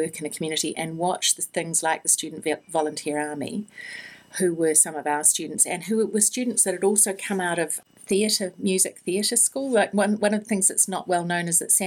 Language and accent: English; New Zealand; I'm a New Zealander